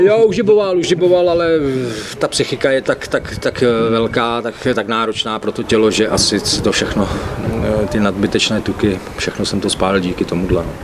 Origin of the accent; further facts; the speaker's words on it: Moravian Wallachia, Zlín Region, Czechia; moved away; já Ostravák nejsem, jo, já jsem Valach, já jsem z Valašska